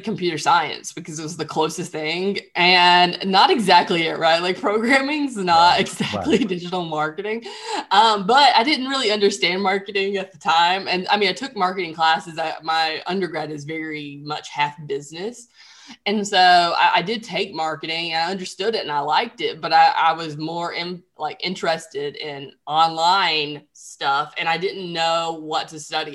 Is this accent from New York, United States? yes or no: no; Central Alabama, United States; also born or lived in Nashville, Tennessee / Mobile, Alabama; I'm from Central Alabama originally and live in Mobile, Alabama today.